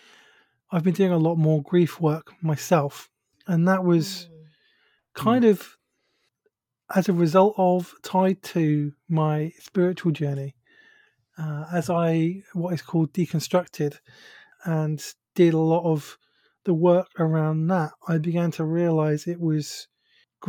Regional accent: United Kingdom; accent: British; if you recognize my accent, you'll know that I'm from the UK, so I have a British accent. I live near London.

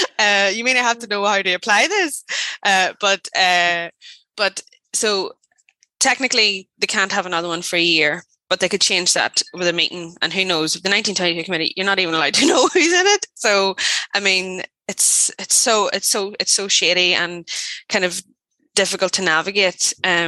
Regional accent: Ireland; because the UK is me and I'm Irish. So yeah.

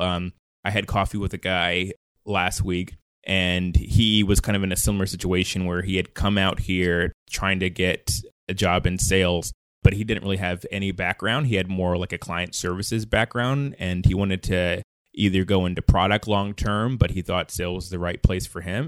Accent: Mount Vernon, New York, United States; also born or lived in North Carolina; now in San Francisco, United States; I was born in Money Earned in Mount Vernon in Westchester County, New York

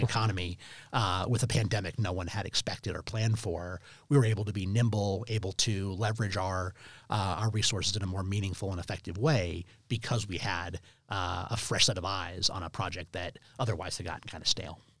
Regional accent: Denver, Colorado, United States; Very proud of being a native Denver, uh, student

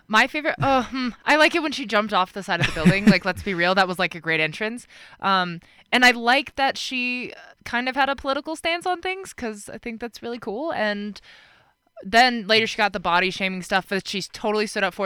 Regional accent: Colorado, United States; Here, Colorado

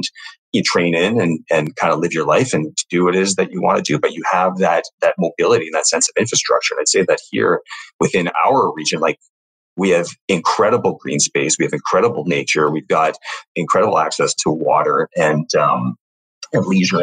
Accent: Toronto, Ontario, Canada; I grew up in Toronto, you know, downtown Toronto proper

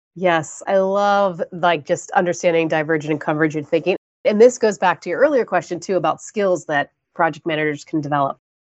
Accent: Florida, United States; I grew up in Florida

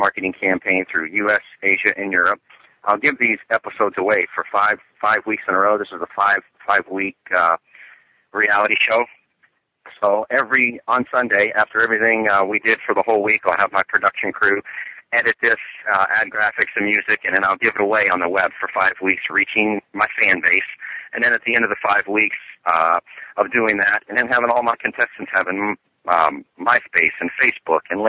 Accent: Key Largo, Florida, United States; I grew up in Key Largo

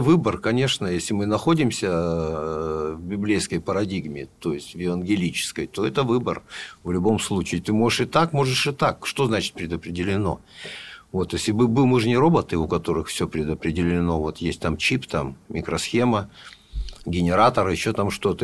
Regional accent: Novosibirsk, Novosibirsk Oblast, Russia; мы, понятно, тоже из Новосибирска

